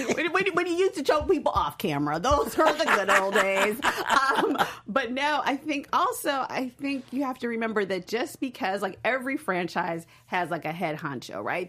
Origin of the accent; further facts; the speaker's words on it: Chicago, Illinois, United States; I'm from Chicago